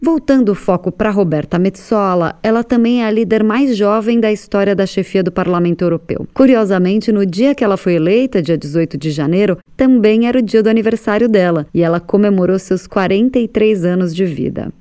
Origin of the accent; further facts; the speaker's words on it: Brazil; now in Russia; a gente é do Brasil